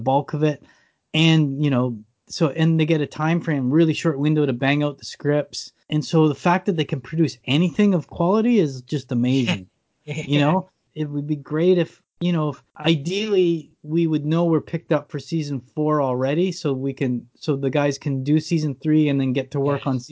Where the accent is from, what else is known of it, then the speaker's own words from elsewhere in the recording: Canada; I'm Canadian